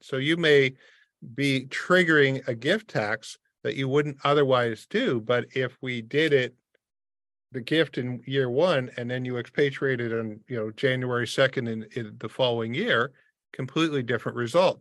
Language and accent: English; Windsor, Ontario, Canada; I grew up in a border city. I grew up in Windsor across from Detroit